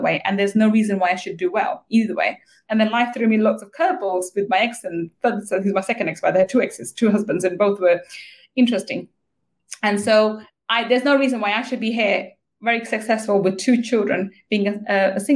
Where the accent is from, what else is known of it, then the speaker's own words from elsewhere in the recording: London, United Kingdom; I grew up in East London